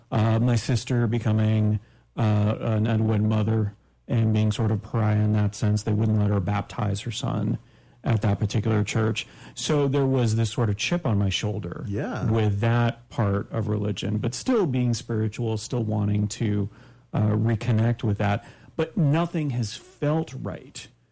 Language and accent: English; Daytona Beach, Florida, United States; growing up in Daytona, we went to the Greek Orthodox Church.